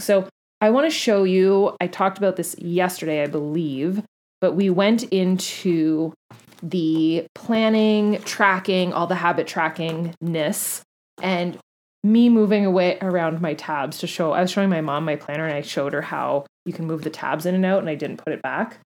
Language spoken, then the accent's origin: English; Canada; also born or lived in Florida; I'm Canadian